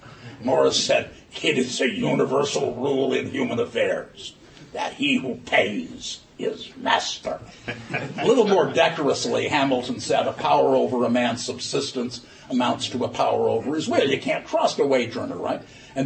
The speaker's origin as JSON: {"language": "English", "country": "Ireland", "said": "maybe it's just because I'm Irish, that it occurs to me that if money is speech, why isn't bribery protected by the First Amendment?"}